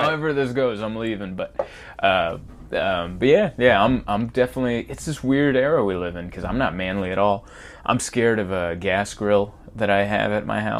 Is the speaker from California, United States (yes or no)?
yes; San Diego, California, United States; also born or lived in Budapest, Hungary / Pittsburgh; lived in Pittsburgh for a few years, but mainly raised in San Diego